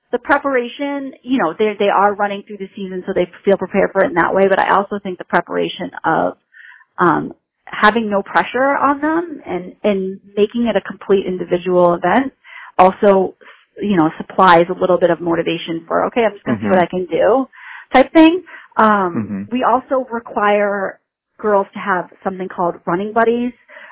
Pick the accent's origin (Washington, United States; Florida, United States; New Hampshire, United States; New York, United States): New Hampshire, United States; moved away as an adult; now in Western Massachusetts, United States; I grew up in New Hampshire, actually